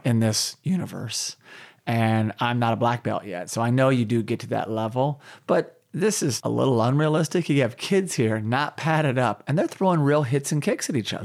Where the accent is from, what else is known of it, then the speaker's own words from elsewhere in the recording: Oklahoma, United States; moved away; growing up in Oklahoma